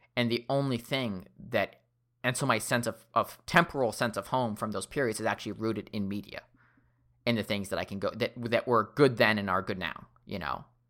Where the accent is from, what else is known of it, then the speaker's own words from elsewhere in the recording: Seattle, Washington, United States; I grew up in Seattle